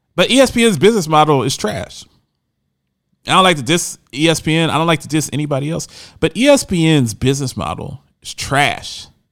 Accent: Camden, New Jersey, United States; I call my hometown of Camden, New Jersey, a cesspool.

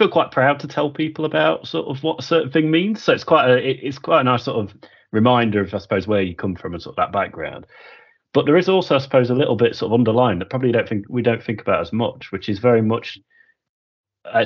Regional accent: Yorkshire and the Humber, United Kingdom; accent: slightly Yorkshire-y twang; having that sort of slightly Yorkshire-y twang to my accent

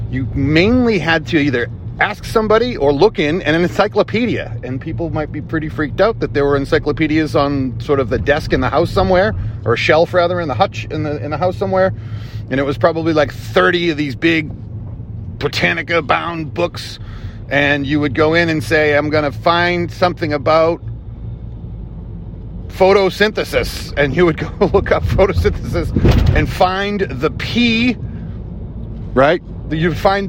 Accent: Boston, Massachusetts, United States; where I grew up in South Boston

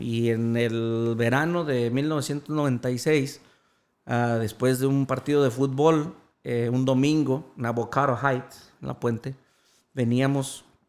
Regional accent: Jerez, Zacatecas, Mexico; Jerez, Zacatecas, donde soy nativo

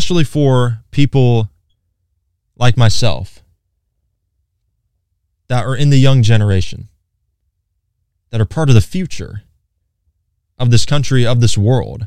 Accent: Hickory, North Carolina, United States; I'm from Hickory, by the way, born and raised. I've lived in the same house my entire life

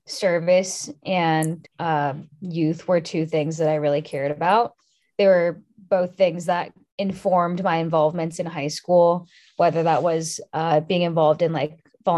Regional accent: California, United States; I was interested in Washington State because I'm from California.

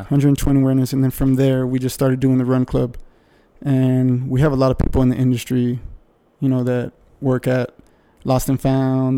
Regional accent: El Paso, Texas, United States; I grew up in El Paso.

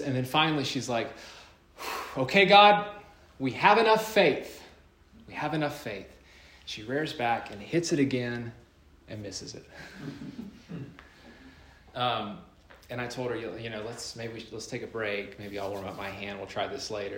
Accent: North Carolina, United States; my home state, North Carolina.

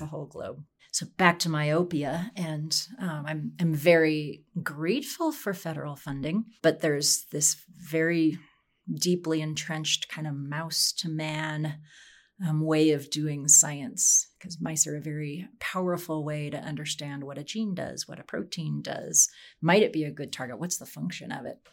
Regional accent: Wyoming, United States; now in Colorado, United States; I grew up in Wyoming

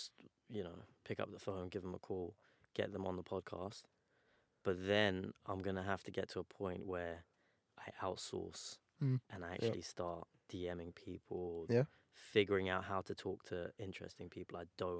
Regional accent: Iran; So we're obviously both Iranian. We're from the Persian community.

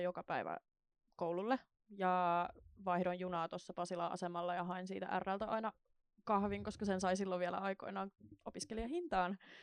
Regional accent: Kauniainen, Uusimaa, Finland; now in Helsinki, Finland; synnyin siis Helsingissä, niin semmoiset kolme neljä vuotta. Ja sitten muutin äidin kanssa Kauniaisiin.

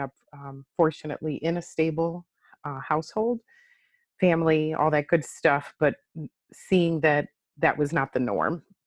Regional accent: Chicago, Illinois, United States; moved away as an adult; now in Delaware, United States; I am originally from Chicago. uh, born and raised

